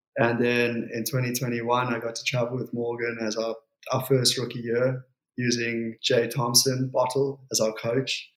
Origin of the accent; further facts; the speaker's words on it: Port Elizabeth, Eastern Cape, South Africa; also born or lived in Jeffreys Bay; we grew up in Port Elizabeth